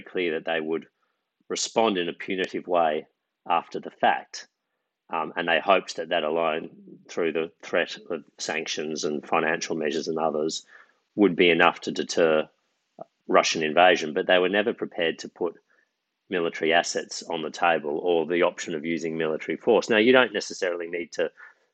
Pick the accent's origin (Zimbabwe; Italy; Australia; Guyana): Australia; as an Australian